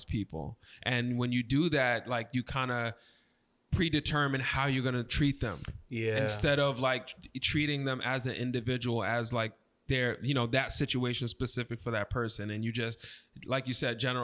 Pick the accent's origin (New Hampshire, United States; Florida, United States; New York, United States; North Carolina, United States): New York, United States; Brentwood; growing up in Brentwood